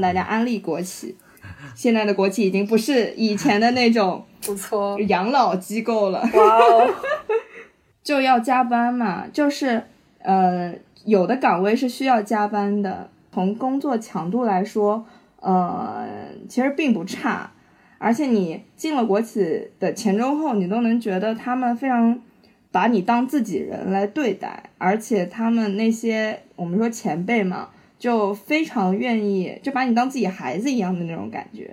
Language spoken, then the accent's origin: Chinese; Shanghai, China; 我是上海人